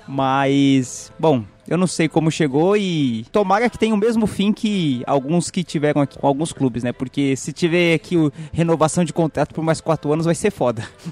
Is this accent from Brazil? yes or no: yes; São Paulo, Brazil; nós três aqui somos aqui da capital de São Paulo